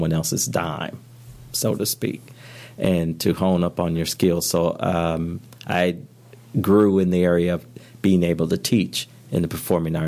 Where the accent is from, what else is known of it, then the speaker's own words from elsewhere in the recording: Flint, Michigan, United States; I grew up in Flint, Michigan